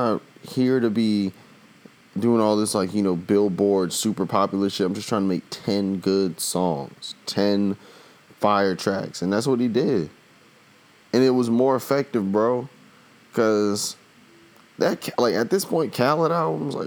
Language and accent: English; the South, United States; I'm from the South